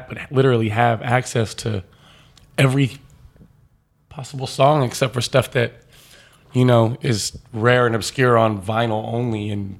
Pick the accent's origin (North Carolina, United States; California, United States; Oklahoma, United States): California, United States; Southern; also born or lived in Santa Barbara / Dallas; I grew up all over Southern California.